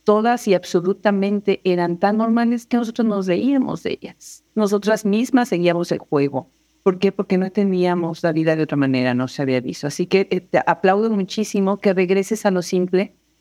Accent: Puebla, Mexico; la universidad eh, pública del estado en donde yo nací, que es la UAP, la Benemérita Universidad Autónoma de Puebla

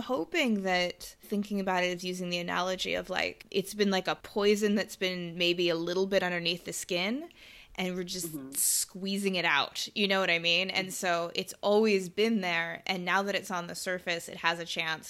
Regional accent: United States; moved away as an adult; now in Australia; we're not in the U.S. anymore, but we both grew up there.

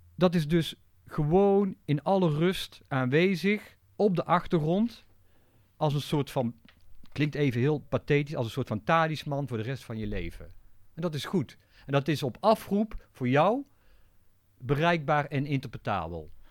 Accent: Tilburg, North Brabant, Netherlands; Ik ben toevallig in Tilburg geboren.

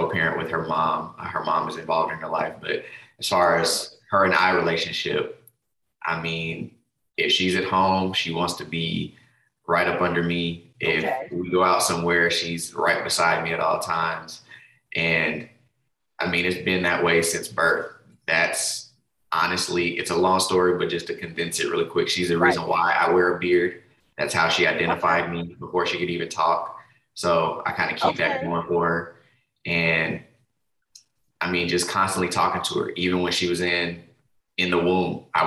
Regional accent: Denver, Colorado, United States; moved away as an adult; now in Texas, United States; I'm originally from Denver, Colorado, but I now reside in Texas. Been down here for, over a decade for sure. Yeah, came down for school and just never left.

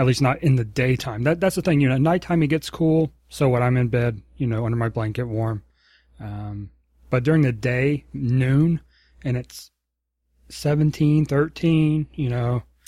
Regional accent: the South, United States; moved away; also born or lived in Virginia; growing up in the South

